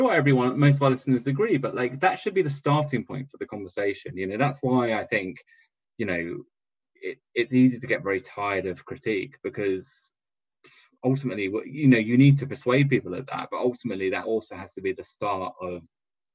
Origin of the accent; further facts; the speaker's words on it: southern England, United Kingdom; two English southern men